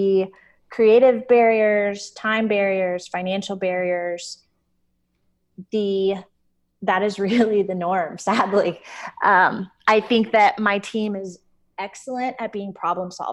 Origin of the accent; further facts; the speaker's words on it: the South, United States; Growing up in the South